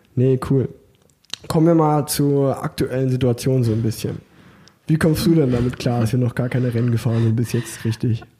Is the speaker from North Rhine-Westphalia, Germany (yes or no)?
yes; Unna, North Rhine-Westphalia, Germany; moved away as an adult; now in Cologne, Germany; ich komme ja eigentlich gebürtig aus Unna